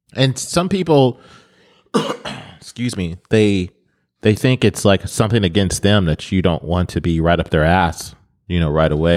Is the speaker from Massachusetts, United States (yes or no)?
no; Detroit, Michigan, United States; moved away; I'm from Detroit